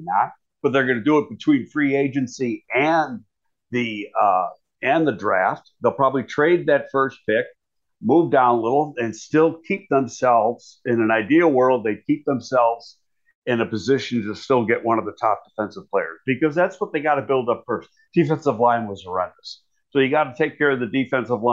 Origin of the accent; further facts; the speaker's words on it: Buffalo, New York, United States; I'm from Buffalo, so I'm a big Bills fan and I watch every game.